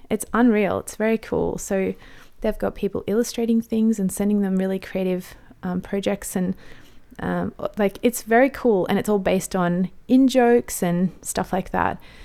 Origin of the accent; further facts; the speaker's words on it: Australia; I'm an Aussie mum in my thirties